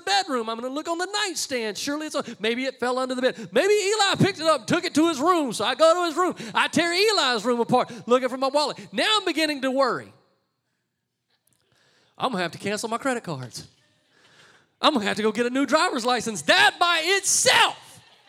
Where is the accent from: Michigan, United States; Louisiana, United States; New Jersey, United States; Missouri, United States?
Louisiana, United States; I'm from Louisiana.